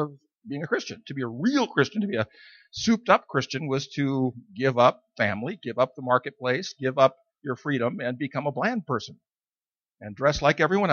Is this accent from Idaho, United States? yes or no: yes; Idaho, United States; I was born and raised in Idaho in the mountains